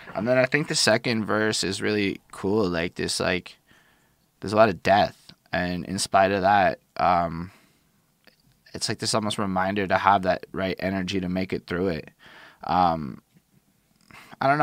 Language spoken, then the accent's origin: English; Montreal, Quebec, Canada; I'm from Montreal